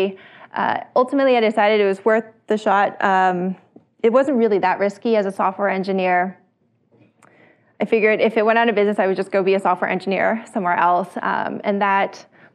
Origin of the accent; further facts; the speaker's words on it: Bay Area, California, United States; I grew up in the Bay Area